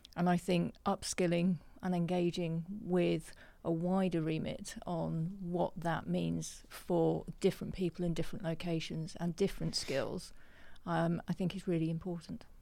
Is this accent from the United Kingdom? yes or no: yes; just outside Nottingham, East Midlands, United Kingdom; I grew up just outside Nottingham